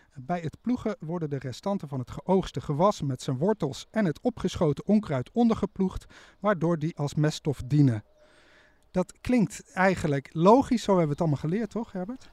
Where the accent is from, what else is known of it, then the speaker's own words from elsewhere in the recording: Nijmegen, Gelderland, Netherlands; Ik kom uit Nijmegen